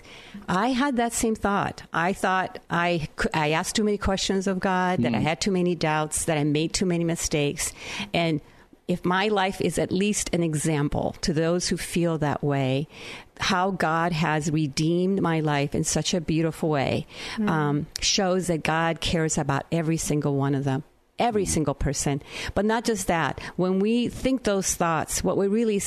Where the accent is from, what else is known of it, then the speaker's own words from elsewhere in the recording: Naranjito, Puerto Rico; moved away; the town I grew up in Naranjito, Puerto Rico.